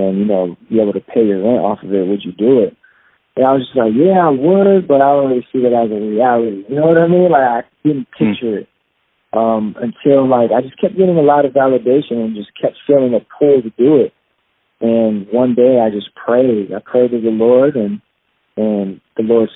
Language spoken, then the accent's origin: English; Kalamazoo, Michigan, United States; I was born in Kalamazoo, Michigan, and my dad is Jamaican. My mom is white, and so I'm half Jamaican. And I grew up, you know, normal kid